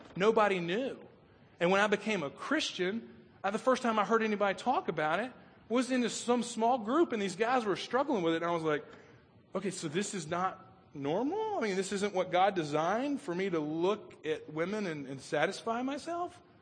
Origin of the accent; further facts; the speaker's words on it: Chattanooga, Tennessee, United States; we grew up on Lookout Mountain uh, outside of Chattanooga